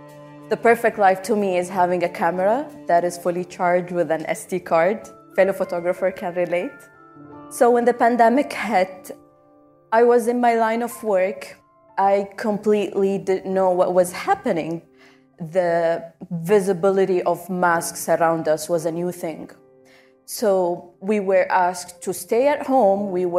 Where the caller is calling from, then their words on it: Abu Dhabi, United Arab Emirates; Hello, everyone. … I come to you from Abu Dhabi.